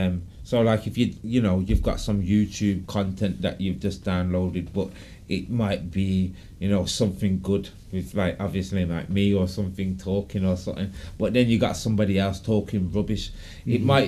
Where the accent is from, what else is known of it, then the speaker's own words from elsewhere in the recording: Birmingham, West Midlands, United Kingdom; born there; I was born in Birmingham, but I've moved about a lot. Right. Bit like a gypsy.